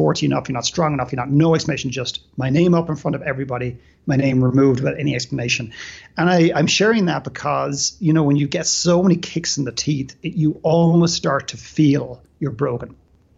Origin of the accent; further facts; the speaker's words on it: Dublin, Leinster, Ireland; moved away; I grew up in Dublin in Ireland